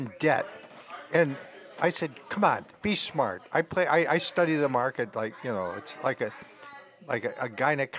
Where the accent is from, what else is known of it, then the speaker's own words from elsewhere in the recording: Chicago, Illinois, United States; I'm from Chicago